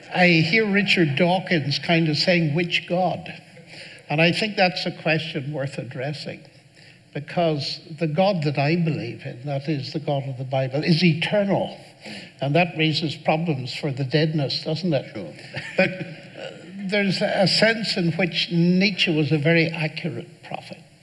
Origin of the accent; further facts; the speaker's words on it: Northern Ireland, United Kingdom; I grew up in Northern Ireland